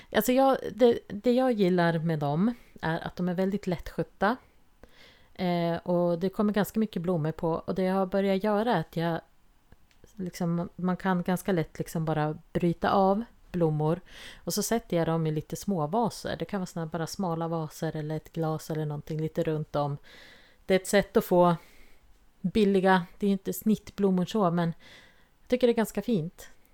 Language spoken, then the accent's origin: Swedish; Jämtland, Sweden; moved away; vi kommer från eh, Jämtland och där fanns det inga vitsippor ute vilt vad jag såg i alla fall där vi växte upp.